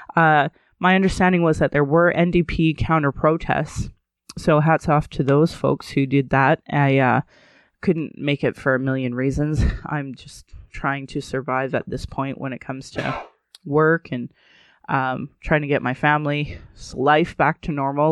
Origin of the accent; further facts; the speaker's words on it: Alberta, Canada; growing up in Alberta